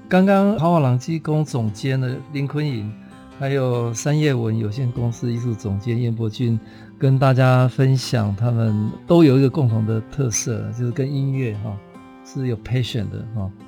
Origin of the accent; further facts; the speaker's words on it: Taitung, Taitung County, Taiwan; 我是台东人